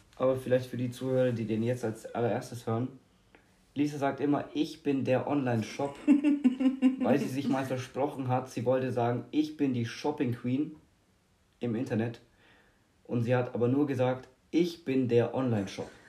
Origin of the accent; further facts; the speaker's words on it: Germany; ich so als Deutscher